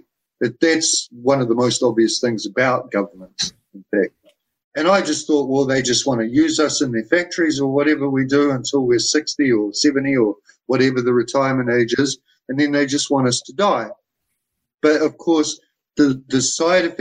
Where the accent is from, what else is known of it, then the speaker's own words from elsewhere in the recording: New Zealand; I come from New Zealand